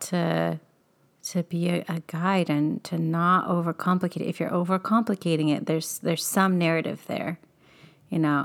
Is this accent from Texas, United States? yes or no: no; Bakersfield, California, United States; moved away; growing up in Bakersfield